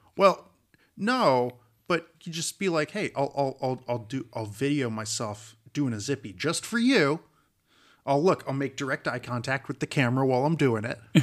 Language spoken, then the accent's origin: English; California, United States; here I am a Californian walking around Arizona